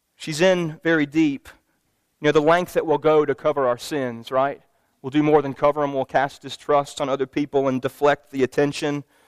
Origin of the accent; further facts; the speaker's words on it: Louisville, Kentucky, United States; my hometown basketball team made it to the Final Four